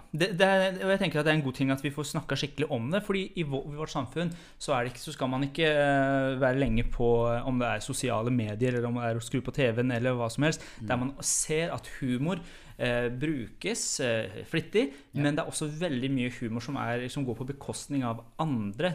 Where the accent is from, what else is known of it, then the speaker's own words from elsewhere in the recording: Iran; Norwegian is a second language; now in Norway; jeg er jo opprinnelig fra Iran og har ikke vært der så lenge